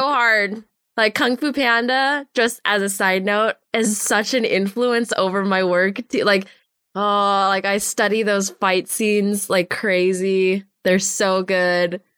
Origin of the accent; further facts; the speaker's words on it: Los Angeles, California, United States; I grew up in the Los Angeles area